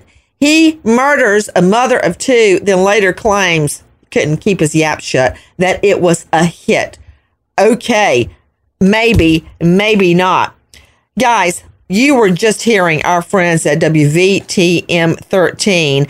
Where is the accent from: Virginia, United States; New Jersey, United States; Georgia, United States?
Georgia, United States; Macon; I'm from Bibb County, unincorporated Bibb County, which is outside of Macon, Georgia.